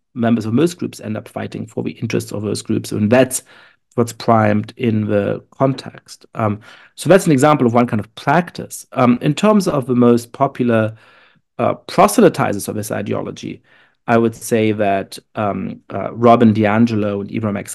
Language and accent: English; Germany; now in United States; I am shaped, uh, uh, by growing up in Germany and by being Jewish